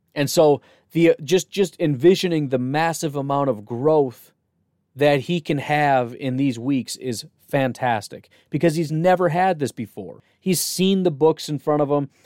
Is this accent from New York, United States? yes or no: no; Illinois, United States; moved away; When I grew up in Illinois